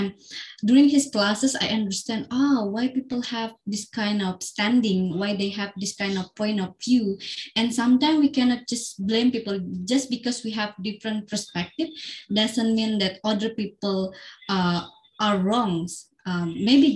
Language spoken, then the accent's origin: English; Central Kalimantan, Indonesia; in Central Kalimantan, in my hometown